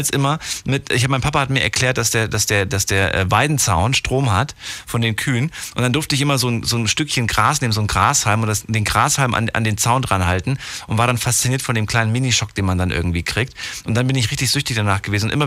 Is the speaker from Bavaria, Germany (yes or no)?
no; Frankfurt, Hesse, Germany; liebe Grüße nach Frankfurt, in meine Old City, meine alte Heimat.